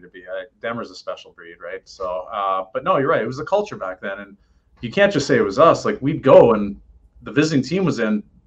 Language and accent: English; Oshawa, Ontario, Canada; moved away; I'm coming from Oshawa, Ontario